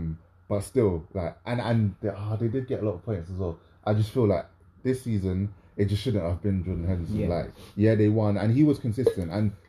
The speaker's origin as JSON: {"language": "English", "region": "London", "country": "United Kingdom", "said": "we're coming from London"}